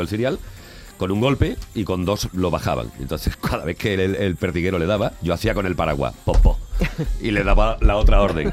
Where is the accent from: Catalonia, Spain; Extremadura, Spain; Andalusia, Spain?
Andalusia, Spain; Salteras; also born or lived in Madrid; grabo en Salteras, en mi pueblo